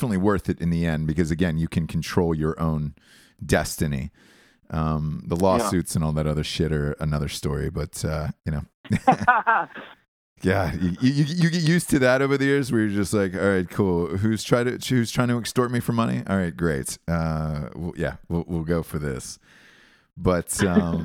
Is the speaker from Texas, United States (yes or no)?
no; Atlanta, Georgia, United States; in Atlanta, in my hometown